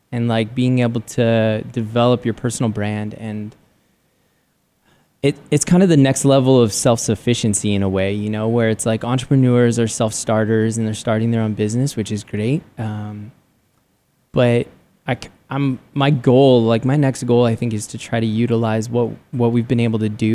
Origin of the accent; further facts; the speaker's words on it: San Diego, California, United States; moved away as an adult; now in Arizona, United States; I grew up in San Diego and loved San Diego.